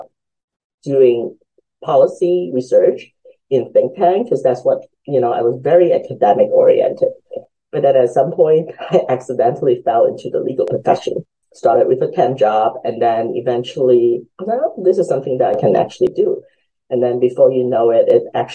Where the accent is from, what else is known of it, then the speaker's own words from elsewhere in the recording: Lawrence, Kansas, United States; English is a second language; also born or lived in Hong Kong / Virginia; I sort of grew up a majority of the time in Lawrence, Kansas